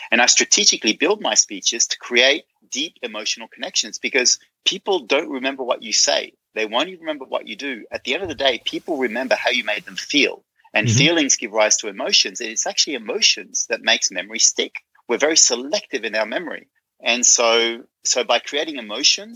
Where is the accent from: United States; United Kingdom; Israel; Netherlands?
Netherlands; I'm from Holland